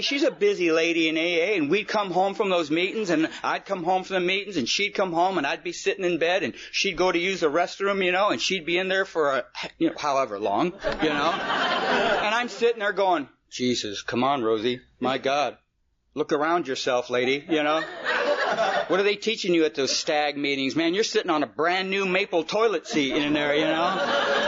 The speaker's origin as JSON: {"language": "English", "region": "California", "country": "United States", "tie": "born or raised there", "also_born_or_lived": "Detroit, Michigan", "said": "come out to California when I was about four years old"}